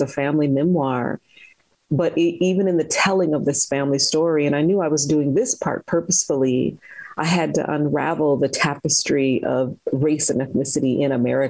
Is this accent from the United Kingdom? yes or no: no; Michigan, United States; I was born in Michigan